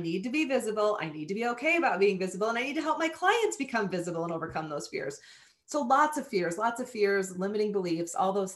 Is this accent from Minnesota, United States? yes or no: yes; Southern Minnesota, United States; I was a farm kid growing up in Southern Minnesota